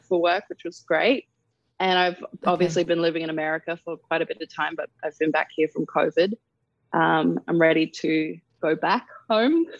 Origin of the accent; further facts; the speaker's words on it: Darwin, Northern Territory, Australia; moved away; also born or lived in England; I grew up in Darwin. Uh, that's where, I'm from